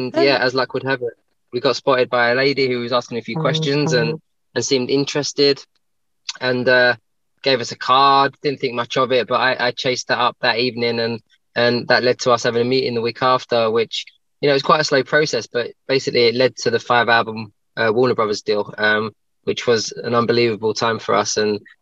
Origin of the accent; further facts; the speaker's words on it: East of England, United Kingdom; also born or lived in London; now in Leeds, United Kingdom; I'm up north actually at the minute. I'm in Leeds, but I'm born and bred in kind of East London / Essex.